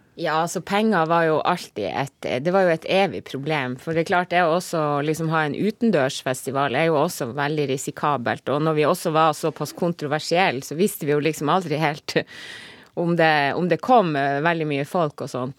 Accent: Kåfjord, Troms, Norway

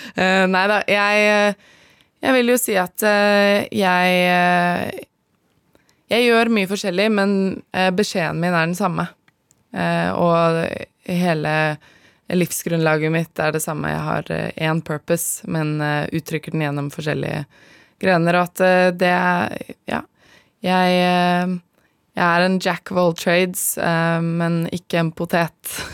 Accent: Asker, Akershus, Norway; moved away as an adult; now in Namibia; jeg er fra Asker

